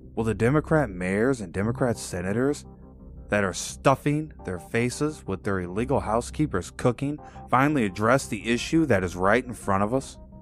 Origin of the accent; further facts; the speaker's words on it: Illinois, United States; my home state of Illinois